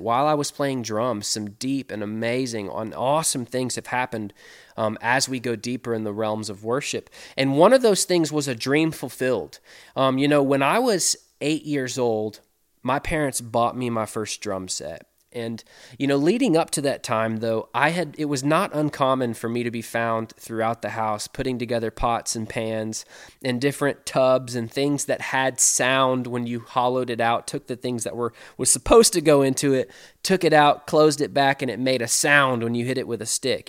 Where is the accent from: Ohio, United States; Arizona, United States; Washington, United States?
Washington, United States; Seattle; now in Mobile, Alabama, United States; When I grew up in Seattle, Washington